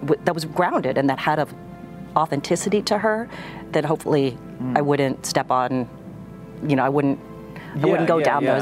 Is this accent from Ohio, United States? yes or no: yes; Ohio, United States; I grew up in Ohio